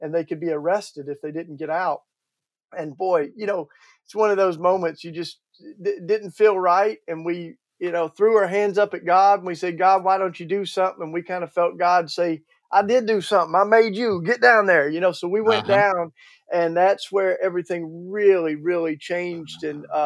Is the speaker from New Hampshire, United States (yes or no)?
no; East Tennessee, United States; accent: Southern; now in Philadelphia, United States; I grew up in East Tennessee, you know, right outside the Smoky Mountains